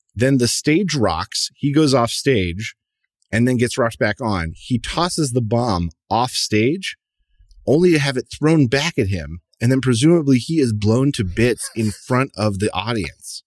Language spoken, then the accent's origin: English; United States; As an American